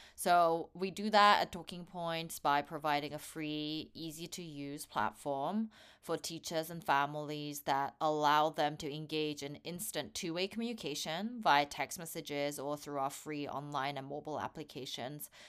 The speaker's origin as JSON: {"language": "English", "region": "England", "country": "United Kingdom", "tie": "born or raised there", "also_born_or_lived": "South Korea", "moved": "yes", "lives_now": "San Francisco Bay Area, United States", "said": "I was born in Korea. I hold a Korean passport, but grew up in England for most of my life and now based in San Francisco Bay Area in the U S."}